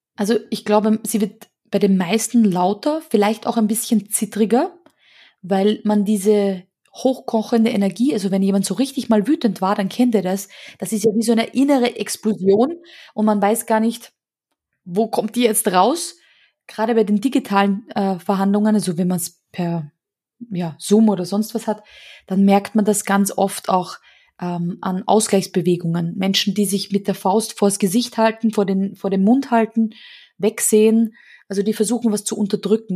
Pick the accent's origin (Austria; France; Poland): Austria; so hysterische Funsen oder sowas, nennt man das bei uns in Österreich